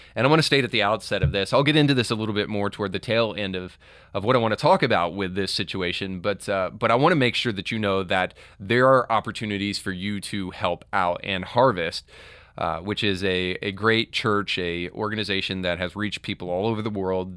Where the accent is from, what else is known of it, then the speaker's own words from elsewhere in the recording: Tennessee, United States; here in my home state of Tennessee